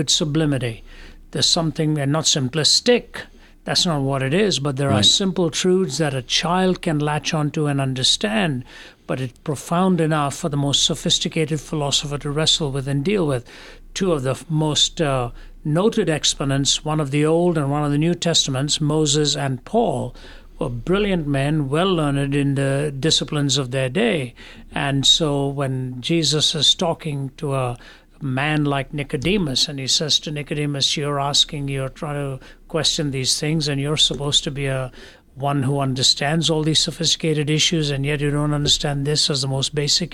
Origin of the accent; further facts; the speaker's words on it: Delhi, India; moved away; also born or lived in Kerala / Chennai; I was raised in Delhi, which is in the north